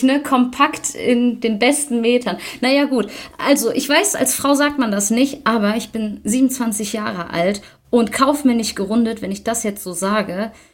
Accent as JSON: {"language": "German", "area": "near Düsseldorf", "region": "North Rhine-Westphalia", "country": "Germany", "said": "ich komme aus der Nähe von Düsseldorf"}